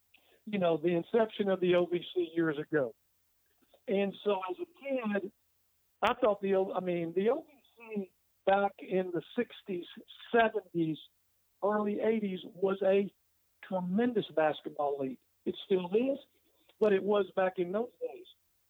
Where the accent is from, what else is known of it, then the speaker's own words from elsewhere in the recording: Hopkinsville, Kentucky, United States; moved away; I can remember when I was a kid growing up in Hopkinsville, Kentucky. Clarksville, Tennessee is only 30 miles from my home.